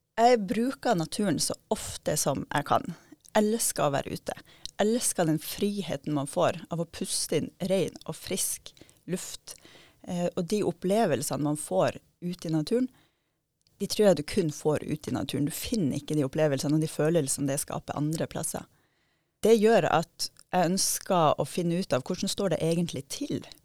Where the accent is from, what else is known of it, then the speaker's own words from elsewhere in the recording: Steigen, Nordland, Norway; Jeg kommer fra Steigen, der jeg er oppvokst med, med naturen i hagen og i bakgården